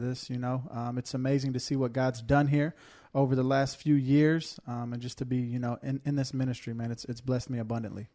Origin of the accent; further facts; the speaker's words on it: Houston, Texas, United States; moved away; I'm from Houston, Texas, you know, greatest city in the greatest state